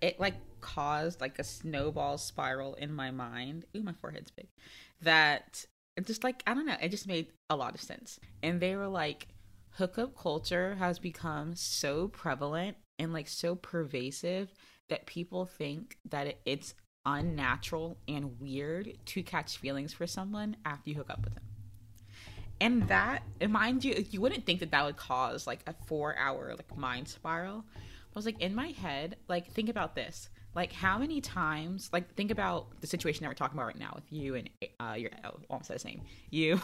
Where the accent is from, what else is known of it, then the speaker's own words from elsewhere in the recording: Florida, United States; moved away; people in my high school get married very young because I'm from Florida, like, rural mm-hmm. Florida. Not really rural. Country Florida